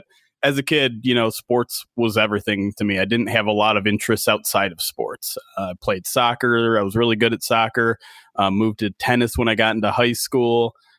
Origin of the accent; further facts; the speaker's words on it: Detroit, Michigan, United States; Well, I'm a local guy. I grew up in Metro Detroit. Grew up a Lions fan from the get go.